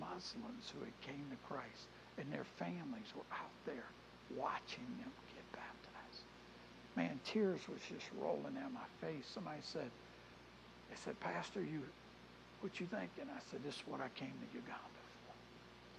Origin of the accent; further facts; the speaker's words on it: New Orleans, Louisiana, United States; now in Easley, United States; I grew up in New Orleans.